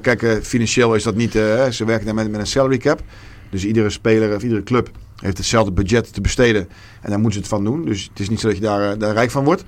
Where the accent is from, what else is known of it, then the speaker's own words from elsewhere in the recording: Rotterdam, South Holland, Netherlands; ik ben een Rotterdammer en ik zal daar ook nooit, eh, nooit weggaan.